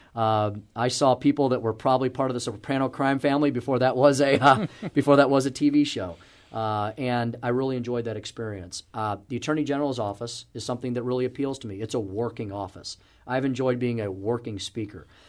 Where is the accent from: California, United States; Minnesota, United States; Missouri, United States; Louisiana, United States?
Missouri, United States; St. Louis; I grew up here, uh, went to school in the city, and purposefully came back, um, to, to my home state